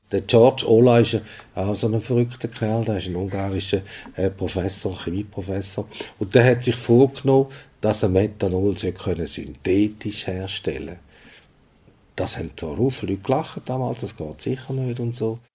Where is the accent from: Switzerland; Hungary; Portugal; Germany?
Switzerland; wir als Schweizer